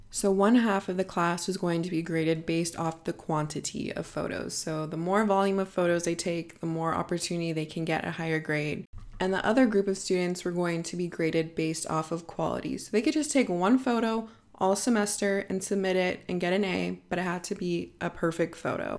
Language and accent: English; Bay Area, California, United States; moved away as an adult; now in Madrid, Spain; I was born and raised in the Bay Area, and now I'm sitting in my apartment living in Madrid, Spain